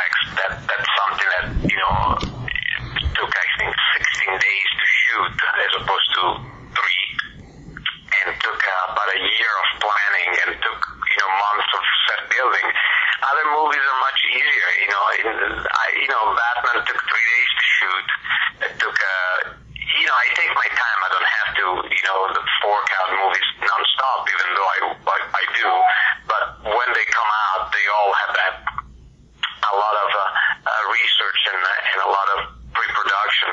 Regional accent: Italy; moved away; I grew up in Italy

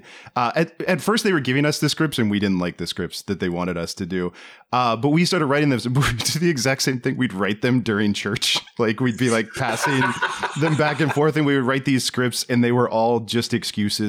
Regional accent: Maryland, United States; I'm from Maryland

